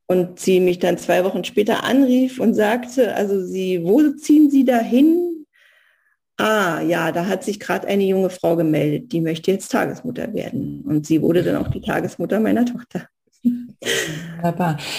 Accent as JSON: {"language": "German", "region": "East Germany", "country": "Germany", "tie": "born or raised there", "also_born_or_lived": "Soviet Union / Berlin / Spessart", "moved": "as an adult", "said": "ich bin im Osten groß geworden"}